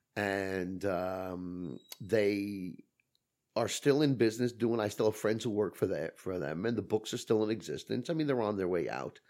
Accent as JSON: {"language": "English", "town": "New York City", "region": "New York", "country": "United States", "tie": "born or raised there", "said": "I grew up in Brooklyn"}